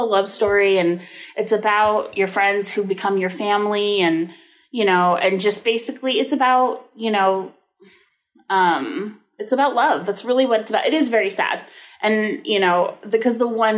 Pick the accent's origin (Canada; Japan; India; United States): United States; the Bay Area, California; I grew up in the Bay Area and very like, I mean, the Bay Area is fairly forward thinking. But I also was very much sheltered in, you know, the peninsula where I grew up